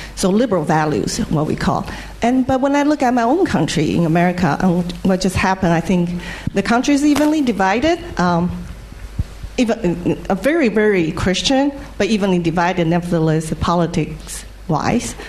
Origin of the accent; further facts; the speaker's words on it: United States; as an American who's also a self proclaimed um, atheist